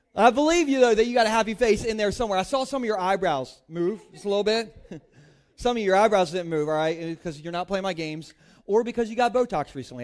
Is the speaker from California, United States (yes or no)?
no; Delaware, United States; I grew up in Gumburgh, Delaware, like, inland Sussex